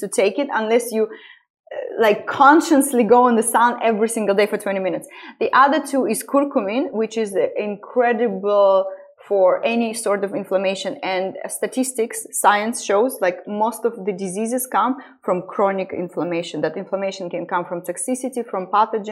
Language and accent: English; Estonia; moved away as an adult; also born or lived in London, United Kingdom; now in Dubai, United Arab Emirates; I'm originally born and raised in Estonia, but it was the Soviet Union. So I went to Russian school